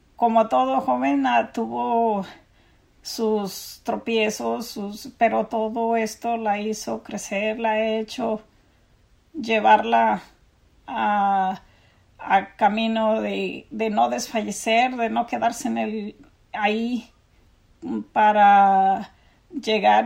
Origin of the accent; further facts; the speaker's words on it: Mexico; moved away as an adult; also born or lived in San Diego County, California; now in United States; nosotros somos una familia inmigrante de México y llegamos al condado de San Diego ah, cuando Jocelyn tenía nueve años